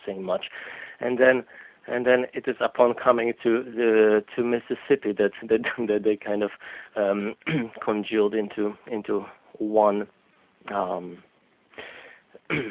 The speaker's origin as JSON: {"language": "English", "country": "Poland", "tie": "born or raised there", "also_born_or_lived": "Boston", "moved": "yes", "said": "So I grew up in Poland."}